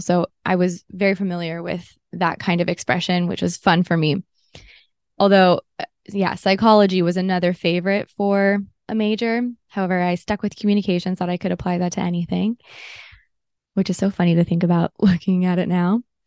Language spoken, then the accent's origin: English; Los Angeles, California, United States; I grew up in Southern California, and it was in L